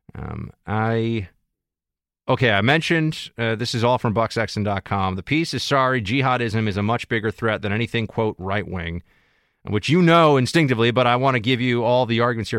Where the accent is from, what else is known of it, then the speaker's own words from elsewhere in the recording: New York City, New York, United States; I'm a New Yorker, bor-, born and raised right here in the city